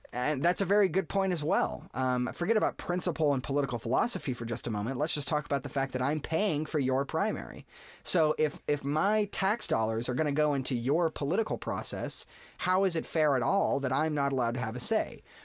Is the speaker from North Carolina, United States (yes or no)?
yes; North Carolina, United States; my home state